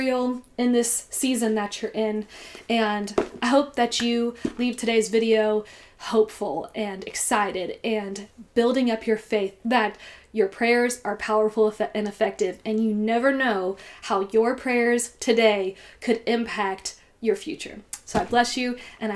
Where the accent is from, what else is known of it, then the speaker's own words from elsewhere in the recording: Cincinnati, Ohio, United States; I'm from Cincinnati